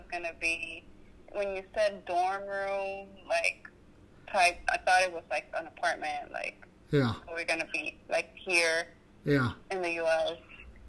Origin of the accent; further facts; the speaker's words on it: Santiago de los Caballeros, Santiago, Dominican Republic; now in New York, United States; I'm from outside the States, I'm from Dominican